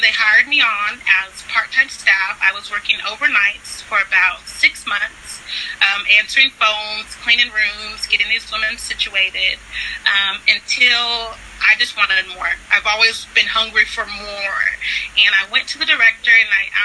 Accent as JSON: {"language": "English", "region": "California", "country": "United States", "also_born_or_lived": "Florida / Texas", "moved": "yes", "said": "I'm originally from California"}